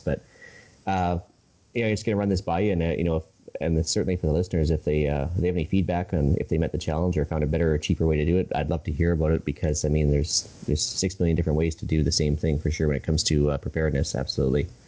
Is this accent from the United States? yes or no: no; Edmonton, Alberta, Canada; also born or lived in Saskatchewan; now in Vancouver Island, Canada; I grew up around Edmonton right in the '80s